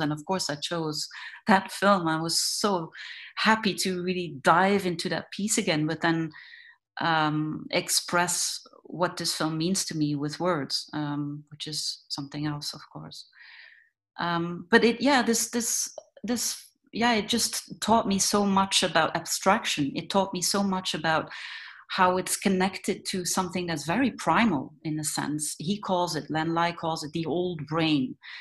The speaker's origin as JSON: {"language": "English", "town": "Ghent", "region": "Flanders", "country": "Belgium", "tie": "born or raised there", "said": "I was born and raised in in Ghent, which is uh, um, like a, not a very big town in in Belgium"}